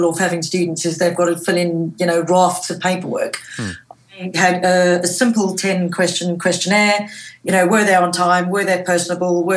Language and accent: English; South Africa; moved away; I grew up in South Africa where school was very strict.